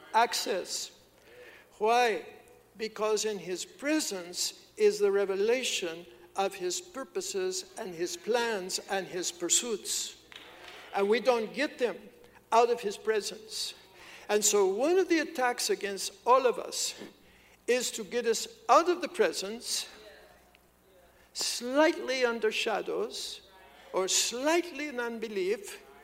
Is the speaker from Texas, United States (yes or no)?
no; Kansas, United States; moved away; I'm from Kansas. There's not even water there